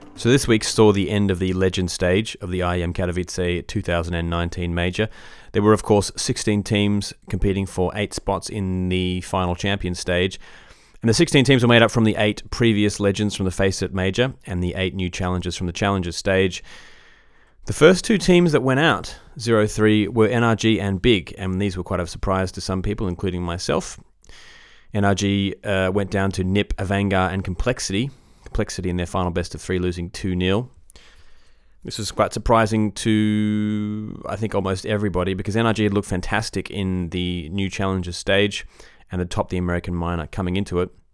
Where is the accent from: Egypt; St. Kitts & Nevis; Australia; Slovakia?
Australia; as an Aussie